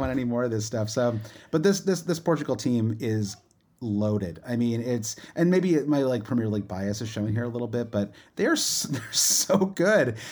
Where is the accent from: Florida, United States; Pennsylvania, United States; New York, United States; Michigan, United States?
Michigan, United States; you and I grew up in Michigan